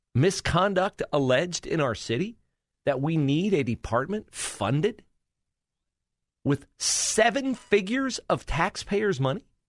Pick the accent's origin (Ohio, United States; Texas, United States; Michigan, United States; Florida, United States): Ohio, United States; near Bellefontaine; now in Columbus, United States; Bell Fountain, near my hometown